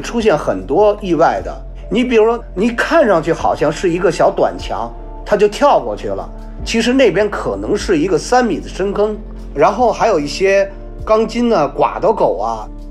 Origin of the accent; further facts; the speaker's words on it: Beijing, China; 我来自北京，我是一名搜救犬，训犬师